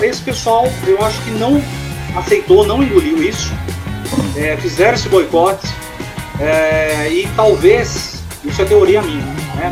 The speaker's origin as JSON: {"language": "Portuguese", "town": "Bragança Paulista", "region": "São Paulo", "country": "Brazil", "tie": "born or raised there", "said": "minha cidade natal, Bragança Paulista"}